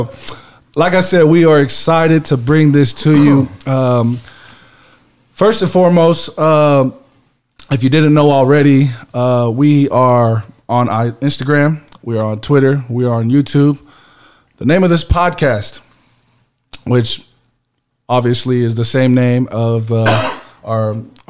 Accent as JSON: {"language": "English", "town": "Hayward", "region": "California", "country": "United States", "moved": "as an adult", "lives_now": "Lehi, United States", "said": "I hail from Hayward, California. That's the Bay Area"}